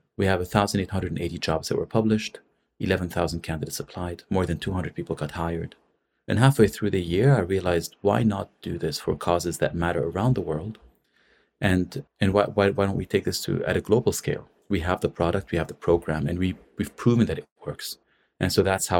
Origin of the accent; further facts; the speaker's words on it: Lebanon; also born or lived in San Francisco; I'm from Lebanon.